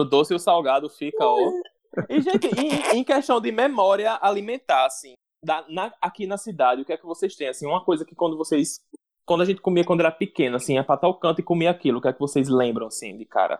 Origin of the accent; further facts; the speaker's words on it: Rio Grande do Norte, Brazil; como bons potiguares e como papas gerimuns